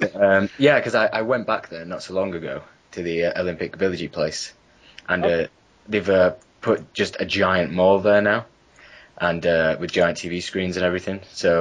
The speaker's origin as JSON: {"language": "English", "country": "United Kingdom", "said": "I'm British."}